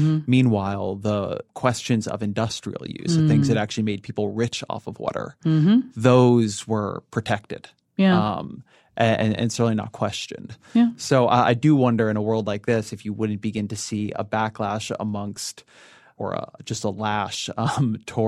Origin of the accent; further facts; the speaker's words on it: California, United States; I'm Californian